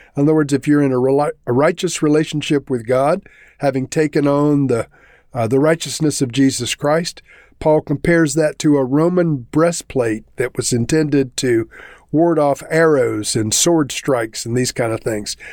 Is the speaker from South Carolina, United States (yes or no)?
yes; South Carolina, United States; moved away; I am originally from South Carolina